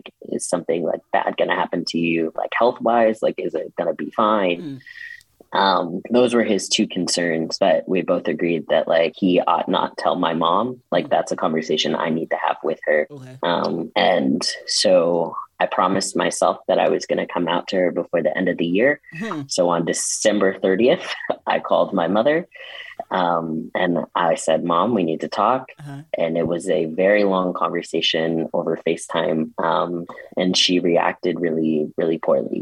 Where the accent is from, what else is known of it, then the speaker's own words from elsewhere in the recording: Tulsa, Oklahoma, United States; moved away as an adult; also born or lived in St. Louis / Austin, Texas; I spent the summer in my hometown, Tulsa, Oklahoma